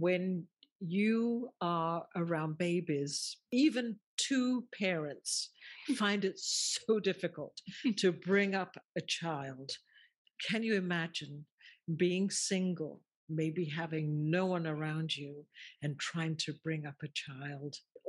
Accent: England, United Kingdom; born there; even though he was born in Egypt, I was born in England, and yet we have so much in common.

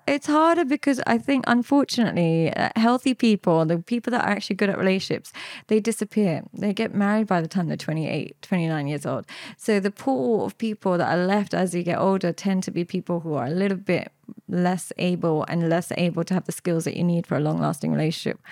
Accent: London, United Kingdom; I grew up in London with my parents. I grew up, um, just outside West London

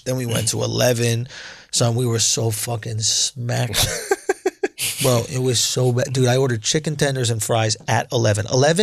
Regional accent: New York, United States; I'm from New York

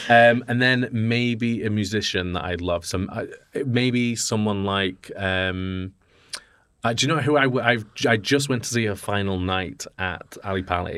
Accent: Yorkshire and the Humber, United Kingdom; Yorkshire. We're from Yorkshire.

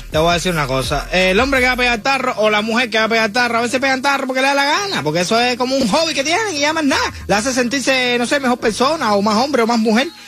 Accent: Cuba; Yo soy cubano

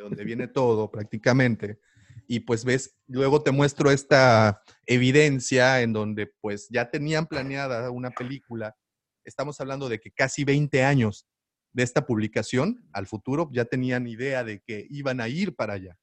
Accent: Mérida, Yucatán, Mexico; Yo también soy, soy de Mérida

